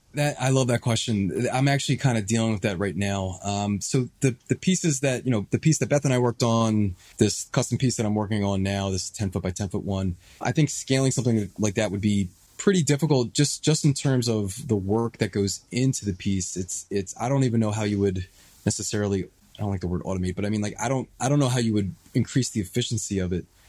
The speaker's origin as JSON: {"language": "English", "town": "Philadelphia", "region": "Pennsylvania", "country": "United States", "tie": "born or raised there", "also_born_or_lived": "Washington, D.C.", "said": "I'm born and raised in Philadelphia. I, I lived here most of my life."}